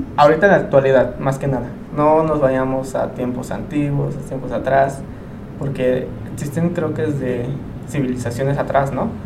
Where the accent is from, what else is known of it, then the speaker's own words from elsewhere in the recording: Mexico; tengo una Virgen de Guadalupe en la espalda. como todo mexicano